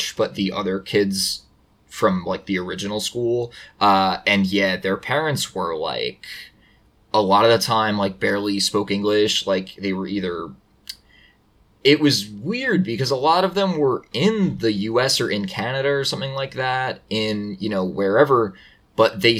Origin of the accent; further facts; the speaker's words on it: New York, United States; I'm also from New York